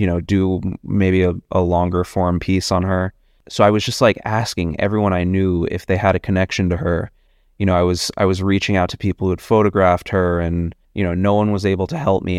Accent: New York, United States; also born or lived in Boston / Los Angeles; I was born and raised in New York. I grew up, uh, right around Union Square.

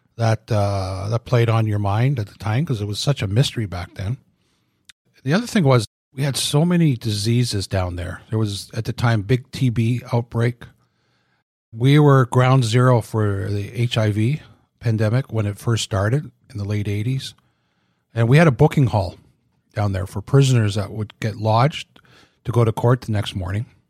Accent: Oshawa, Ontario, Canada; moved away as an adult; I was from Oshawa, never saw any

